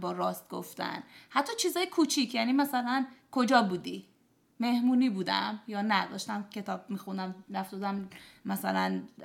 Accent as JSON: {"language": "Persian", "country": "Iran", "tie": "born or raised there", "also_born_or_lived": "Dubai, United Arab Emirates", "said": "14 ساله که توی دبی و ایران بزرگ شدم تو کشور عربی و حالا مثلا ایران"}